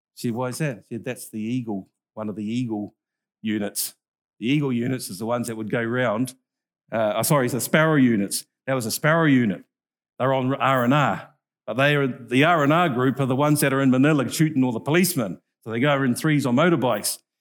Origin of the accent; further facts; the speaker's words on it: North Island, New Zealand; I'm from the North Island.